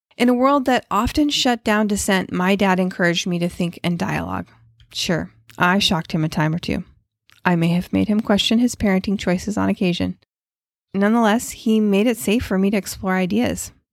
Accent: West Coast, United States; I grew up on the West Coast

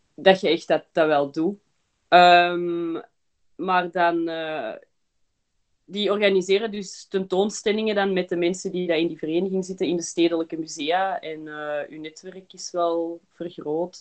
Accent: Belgium; also born or lived in Berlin, Germany / Antwerp; ik ben eh, geboren in Berlijn en mijn ouders zijn vandaar. Ehm, maar wij zijn verhuisd naar België voor mijn vader zijn eh, job. Ehm, en dan heeft ons mama ons naar de Belgische kleuterklas gestuurd. Dus we hebben gewoon Nederlands geleerd

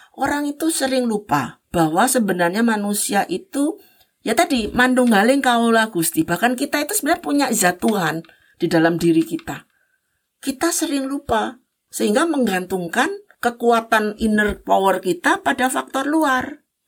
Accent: Java, Indonesia; saya sebagai orang Jawa

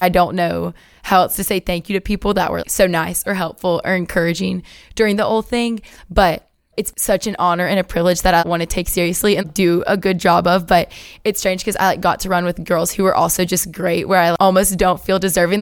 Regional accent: Athens, Alabama, United States; moved away; I'm from Athens, Alabama

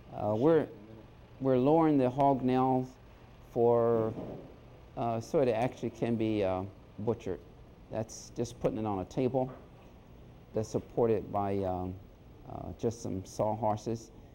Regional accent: San Domingo, Maryland, United States; moved away as an adult; I'm originally from San Domingo. I was educated here in Wicomico County, attended Salisbury High School

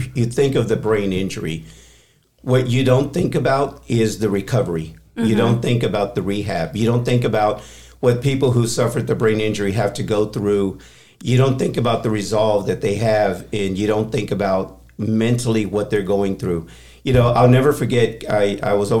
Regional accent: Texas, United States; moved away as an adult; also born or lived in San Diego, California / Houston, Texas / Corpus Christi, Texas / Austin, Texas; I'm born and raised in Texas

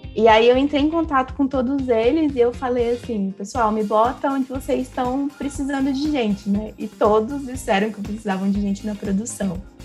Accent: Três Lagoas, Mato Grosso do Sul, Brazil; moved away as an adult; now in São Carlos, Brazil; Eu sou do interior do Mato Grosso do Sul, Três Lagoas

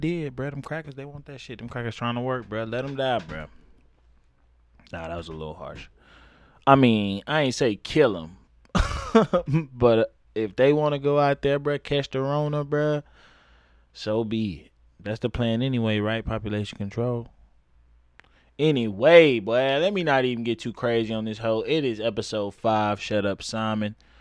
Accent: the South, United States; moved away as an adult; also born or lived in Harlem, New York / Brooklyn, New York; now in New York, United States; I'm from the South

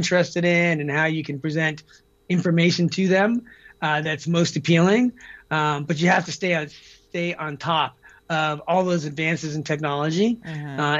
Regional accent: Deer Isle, Maine, United States; moved away; I grew up in Maine, off the coast of Maine, on a little island called Deer Isle.

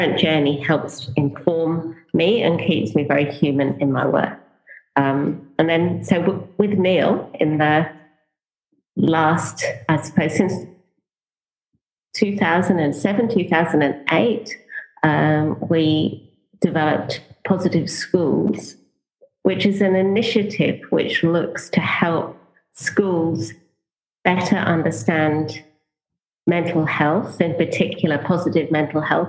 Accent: Norfolk, East of England, United Kingdom; moved away as an adult; I grew up in England. I lived the first, just over the first 30 years of my life in England. Grew up in the countryside and in Norfolk

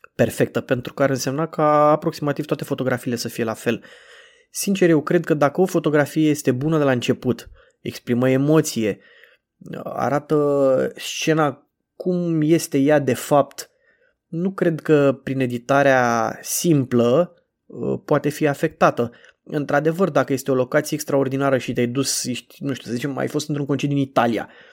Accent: Bucharest, Romania; cum sunt eu din București

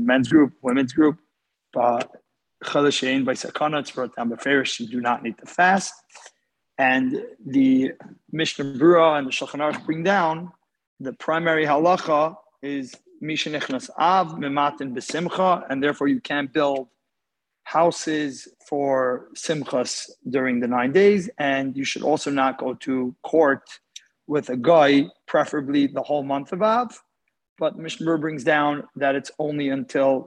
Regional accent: Houston, Texas, United States; I'm from Houston, Texas.

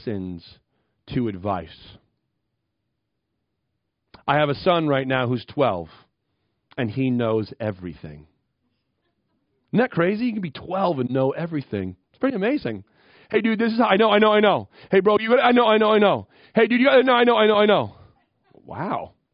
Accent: Western Maine, United States; moved away as an adult; also born or lived in Minneapolis, Minnesota; I grew up in Western Maine in 1980 and 1990s

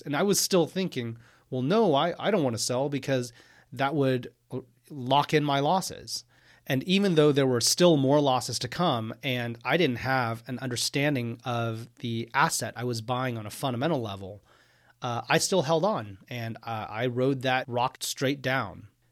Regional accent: Houston, Texas, United States; moved away as an adult; also born or lived in Austin, Texas / Cambridge, Massachusetts / New York City; I am from Houston, Texas. I grew up there.

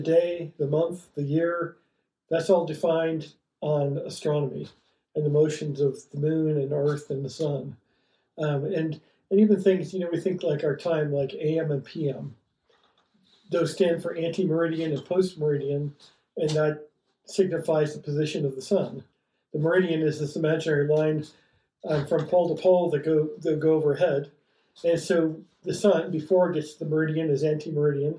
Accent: Ohio, United States; moved away as an adult; also born or lived in Florida; now in Flagstaff, United States; I grew up in Ohio

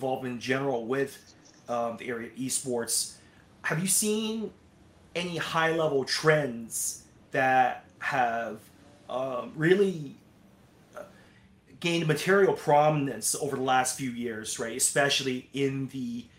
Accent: Canada; I'm Canadian, but when I was in our sort of high school system

